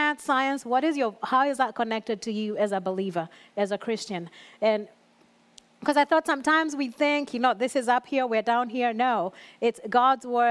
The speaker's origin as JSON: {"language": "English", "country": "Kenya", "tie": "born or raised there", "moved": "yes", "said": "growing up in Kenya, I was still in youth"}